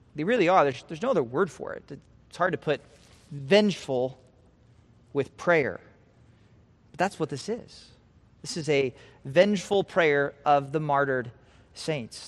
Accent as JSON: {"language": "English", "region": "Nebraska", "country": "United States", "also_born_or_lived": "California", "moved": "yes", "said": "I'm from Nebraska"}